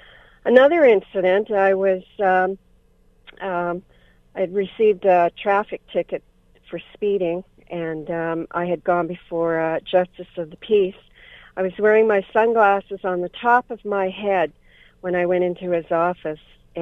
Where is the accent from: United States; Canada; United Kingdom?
Canada; I'm born Canadian and raised right. in Canada